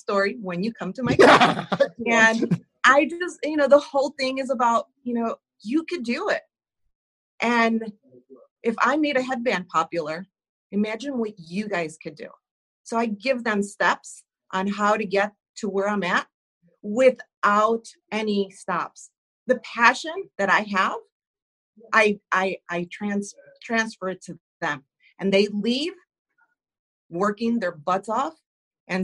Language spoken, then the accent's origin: English; Chicago, Illinois, United States; I'm from Chicago